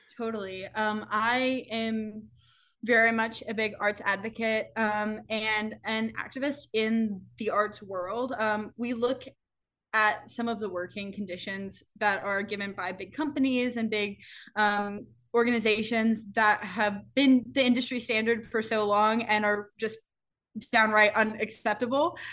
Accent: the South, United States; moved away; also born or lived in New York City; my growing up in the South

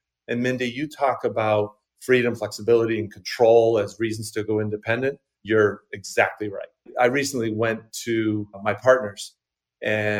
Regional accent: Maine, United States; also born or lived in Boston / London; I grew up in Maine, still live in Maine, just outside of Portland

